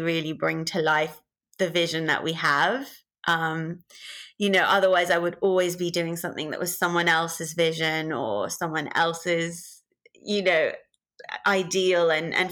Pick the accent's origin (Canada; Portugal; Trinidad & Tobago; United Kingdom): United Kingdom; London; I'm born and brought up in London in the UK